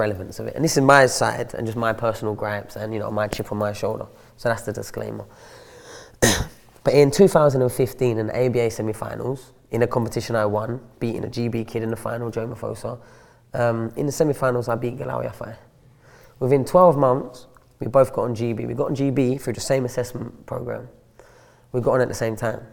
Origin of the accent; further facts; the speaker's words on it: London, United Kingdom; moved away as an adult; also born or lived in Sheffield; I was from London, living in London still